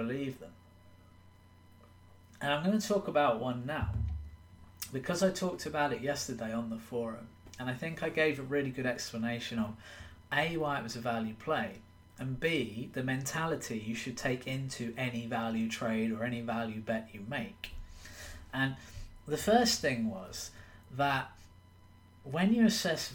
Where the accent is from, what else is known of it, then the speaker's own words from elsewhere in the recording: England, United Kingdom; I'm from England